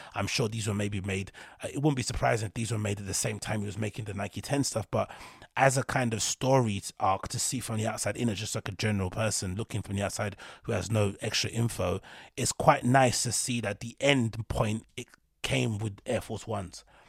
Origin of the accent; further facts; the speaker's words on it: London, United Kingdom; I'm from London. And the part of East London that I'm from, Reeboks were synonymous with the National Front.